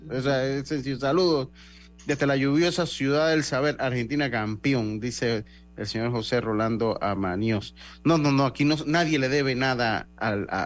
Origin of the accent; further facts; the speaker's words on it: Los Santos, Panama; Yo soy de Los Santos.